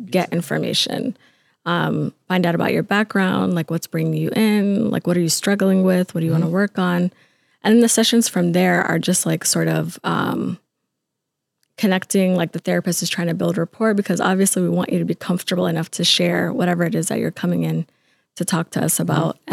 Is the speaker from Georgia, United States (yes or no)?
yes; Atlanta, Georgia, United States; moved away as an adult; now in Minnesota, United States; I was born in Atlanta. Um, we sort of moved around, but I spent mo- a good a good chunk of my life growing up in Atlanta